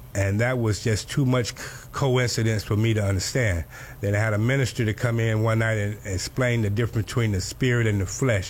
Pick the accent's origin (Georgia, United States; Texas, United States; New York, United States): Georgia, United States; Cairo; now in Miami, United States; I was born in Cairo, Georgia, a little small place in Georgia, not too far from Tallahassee, and I was raised by my grandmother for the most part living in Georgia